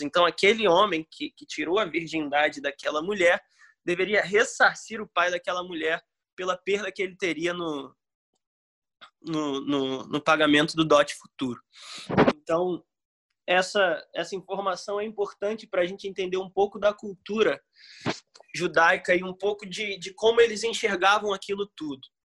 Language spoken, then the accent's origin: Portuguese; Brazil; A gente é brasileiro